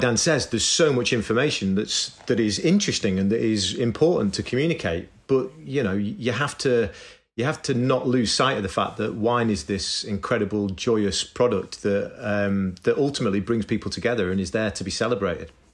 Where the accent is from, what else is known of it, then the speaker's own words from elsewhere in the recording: Manchester, North West England, United Kingdom; I grew up in Manchester in, in northern England